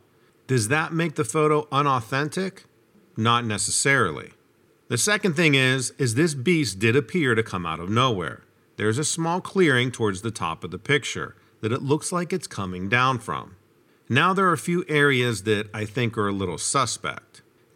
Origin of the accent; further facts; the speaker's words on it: Arkansas, United States; I grew up in the South in Arkansas, and raccoons were considered really big pests.